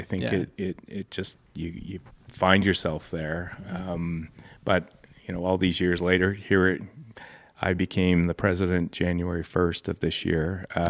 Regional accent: Alberta, Canada; So I grew up all over Alberta.

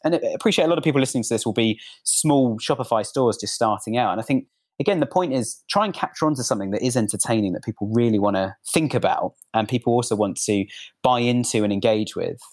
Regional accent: United Kingdom; I'm actually British.

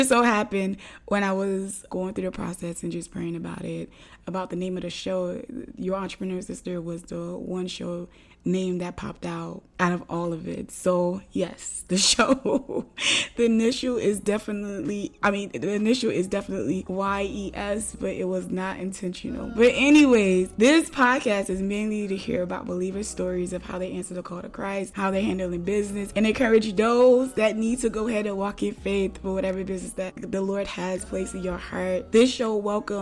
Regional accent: Florida, United States; I'm a Floridian

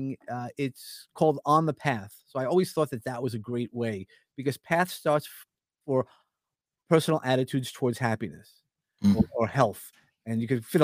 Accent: New York City, New York, United States; accent: New York; I'm a New Yorker, grew up in Brooklyn, or at least a lot of my life in Brooklyn

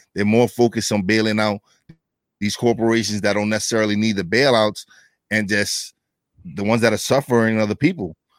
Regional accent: New York City, New York, United States; I'm from East New York, Brooklyn. It was one of the worst neighborhoods in New York City

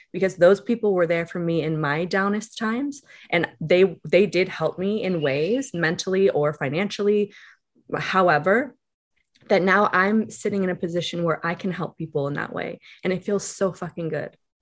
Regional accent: Calabasas, California, United States; growing up in Calabasas

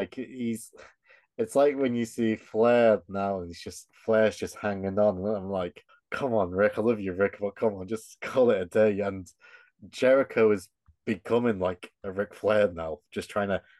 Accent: England, United Kingdom; we're English.

